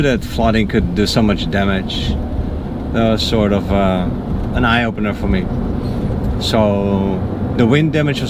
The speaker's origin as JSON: {"language": "English", "country": "Netherlands", "moved": "yes", "said": "I'm from the Netherlands."}